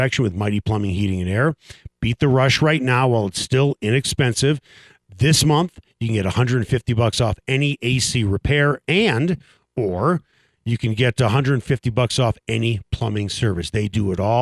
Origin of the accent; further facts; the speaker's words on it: Chicago, Illinois, United States; now in Denver, United States; It was a big hockey community where I grew up, but I grew up on the North Shore of Chicago.